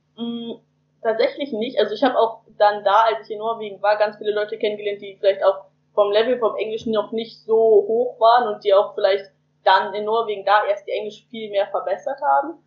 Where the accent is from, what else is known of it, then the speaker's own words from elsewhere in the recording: Germany; Ich komme aus Heizenweg, das ist ganz in der Nähe von Hamburg praktisch von Hamburg, aber ganz kurz außerhalb